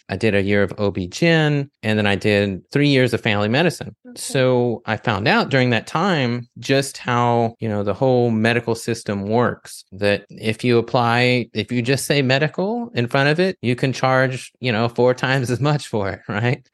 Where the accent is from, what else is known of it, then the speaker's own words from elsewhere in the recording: the South, United States; I grew up in the in the South where you eat mostly foods that are bland